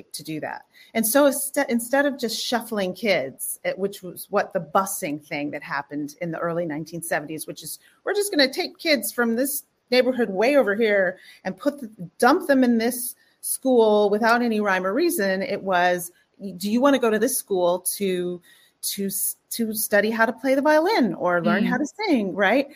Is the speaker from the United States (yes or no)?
yes; Houston, Texas, United States; now in New York, United States; I grew up in Houston, Texas